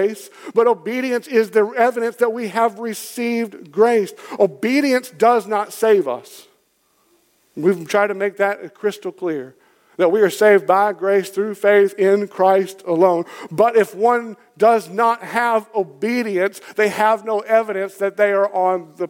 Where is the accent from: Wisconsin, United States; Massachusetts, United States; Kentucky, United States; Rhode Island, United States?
Kentucky, United States; I'm from Kentucky. It's in my blood